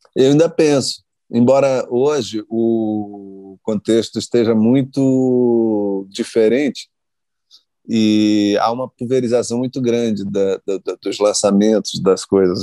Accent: Maranhão, Brazil; eu sou do Maranhão

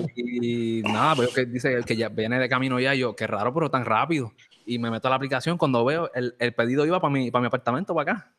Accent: Morovis, Puerto Rico; Yo también soy de Morovi también

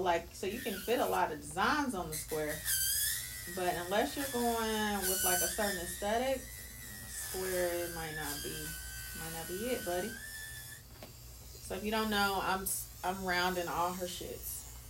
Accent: New York, United States; Motherfuckers lying out their ass. I'm from New York.

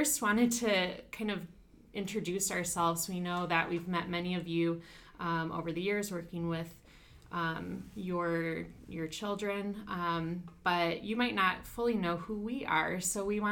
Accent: Grand Haven, Michigan, United States; moved away as an adult; also born or lived in Upland, Indiana; I'm originally from Michigan, so Grand Haven, Michigan

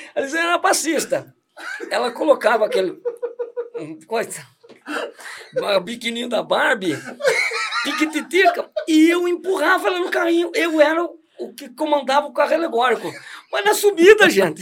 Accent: Santos, São Paulo, Brazil; moved away; nasci em Santos e viemos para cá porque meu pai faleceu muito cedo

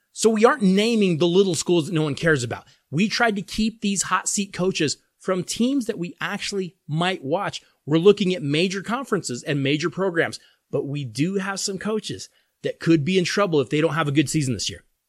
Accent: Colorado, United States; my hometown state of Colorado

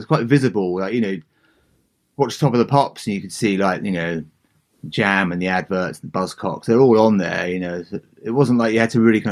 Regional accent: Southend-on-Sea, East of England, United Kingdom; also born or lived in San Francisco; now in Leigh-on-Sea, United Kingdom; I grew up in a town called Southend, just about 30 miles east of London in Essex on the Thames estuary

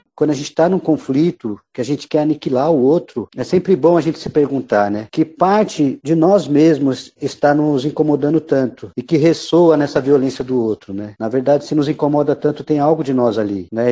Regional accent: São Paulo, Brazil; vivi a vida inteira em São Paulo. Eu fui criado no interior de Itaquera, na Vila Progresso

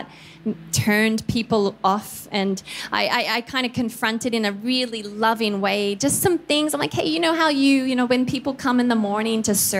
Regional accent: Australia; moved away as an adult; also born or lived in Philippines; I'm Australian.

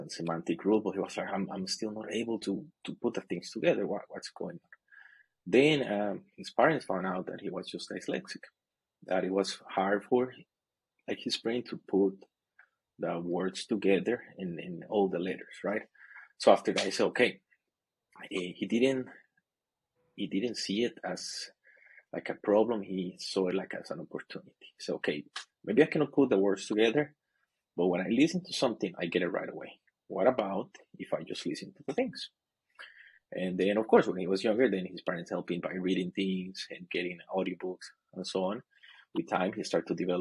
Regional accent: Costa Rica; moved away as an adult; now in China; I'm originally from Costa Rica, but I live in China. China is my new home

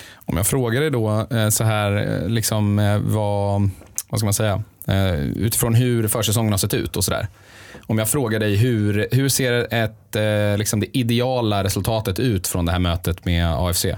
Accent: Sweden; Vi är ju ändå svenskar

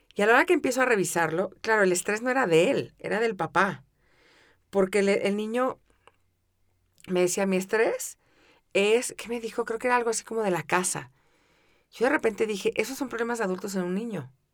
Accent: Mexico City, Mexico; crecí en la Ciudad de México

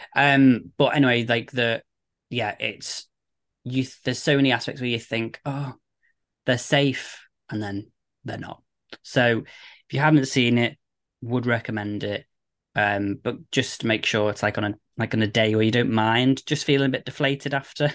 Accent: United Kingdom; we're British

